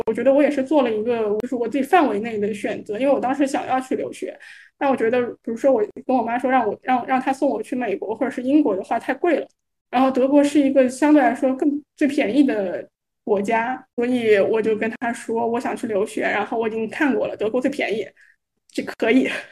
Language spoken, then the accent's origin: Chinese; Shanghai, China; 我是一个八五后，然后我是上海人